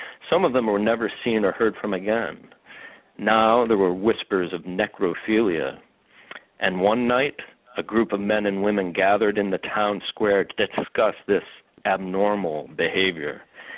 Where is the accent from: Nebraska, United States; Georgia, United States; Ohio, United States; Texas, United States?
Ohio, United States; Cleveland; I'm from the Cleveland, Ohio area, and this part of the country, sometimes described as the Rust Belt, and had gone through some pretty difficult times.